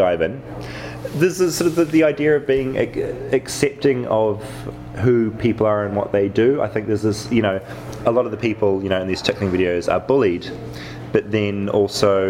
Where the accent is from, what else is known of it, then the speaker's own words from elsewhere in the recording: New Zealand; we're from New Zealand. You know, we're way off in New Zealand.